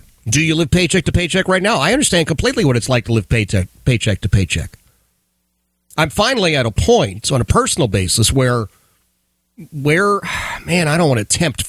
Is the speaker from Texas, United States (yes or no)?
no; Philadelphia, Pennsylvania, United States; I grew up in Philadelphia, in the city of Philadelphia. And we grew up in what at that time, they were called row houses.